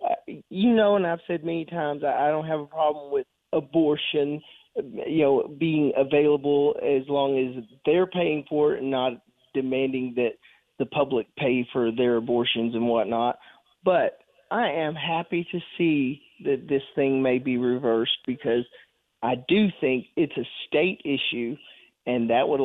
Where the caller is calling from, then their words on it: Florence, United States; It's … in Florence.